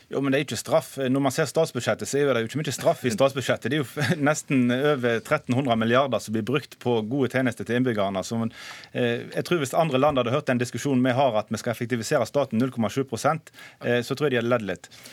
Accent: Western Norway, Norway; jeg kommer fra Vestlandet og kjenner til hvordan situasjonen er i næringslivet

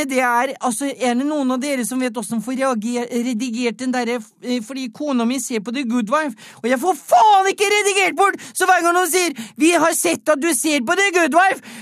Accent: Østfold, Norway; Dette handler jo bare om hosj du, jeg er fra Østfold, og hadde alle som er involvert i å ta inn hasj, vært i en årelang rettssak, så hadde jo faen ikke vært folk igjen i Østfold!

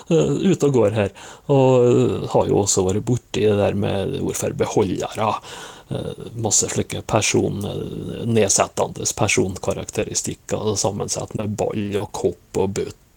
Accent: Møre og Romsdal, Norway; som nordmøring så bør det nå være bra hjemme her

